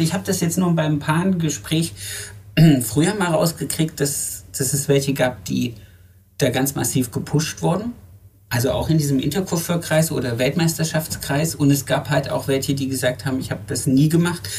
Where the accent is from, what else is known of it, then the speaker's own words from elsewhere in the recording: Germany; moved away; Ich komme ich komm ja aus dem Harz ursprünglich